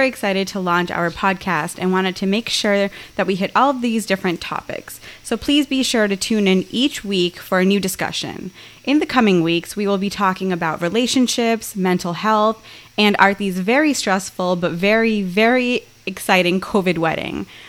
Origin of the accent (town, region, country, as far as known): United States; born or raised there